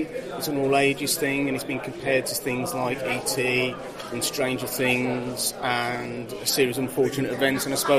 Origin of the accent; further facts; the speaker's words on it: West Bromwich, West Midlands, United Kingdom; I was never a teenager in New York. I grew up in West Bromwich. And this is where it's set.